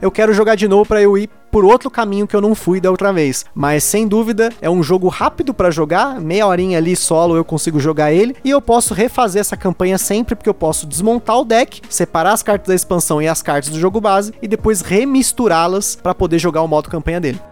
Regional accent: Brazil; moved away as an adult; como bom brasileiro

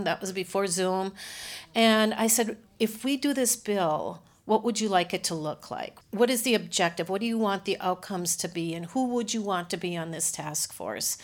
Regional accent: Sartell, Minnesota, United States; I grew up in Sartell

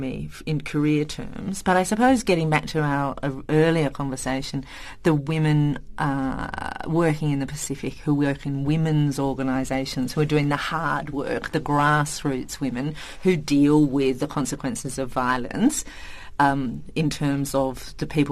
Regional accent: Tasmania, Australia; moved away as an adult; also born or lived in Indonesia; So I'm from Tasmania. So Tasmanians are kind of a funny breed in Australia because we're island people.

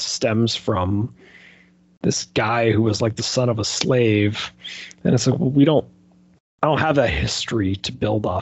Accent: Canada; I am Canadian

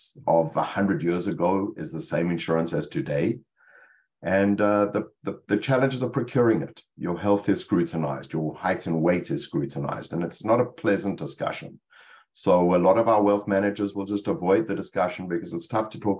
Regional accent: Cape Town, Western Cape, South Africa; moved away as an adult; now in Rutherford, United States; It's Cape Town, South Africa. I grew up in Cape Town.

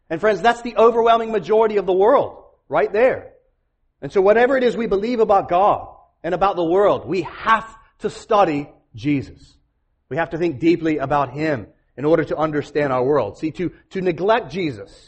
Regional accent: Jacksonville, Florida, United States; moved away as an adult; also born or lived in Atlanta, Georgia; I grew up right outside of Jacksonville, Florida

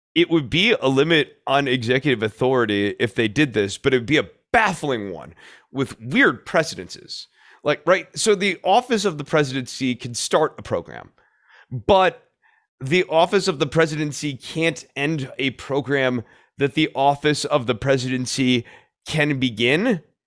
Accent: Texas, United States; as a Texan

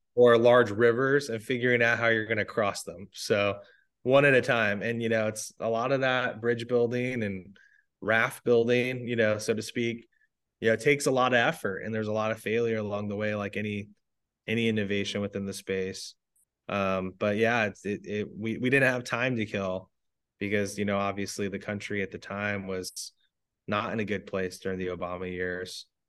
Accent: Arizona, United States; I'm actually from Arizona. I'm a seven generation Arizona

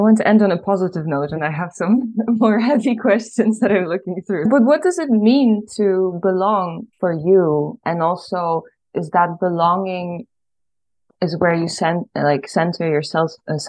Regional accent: Ireland; moved away as an adult; also born or lived in Poland; now in Netherlands; I was born in Poland, but when I was 9 years old, I moved to Ireland. And then my dad and my mom also lives there, and my brother. So half of my core family is in Ireland and half of them is in Poland, and I live in the Netherlands.

